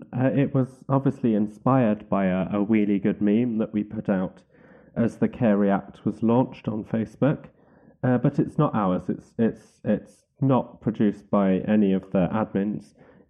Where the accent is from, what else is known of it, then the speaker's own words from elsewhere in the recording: Wales, United Kingdom; Being the Welsh nationalist that I am, I was taking quite a lot of pleasure in the fact the SNP had won that particular seat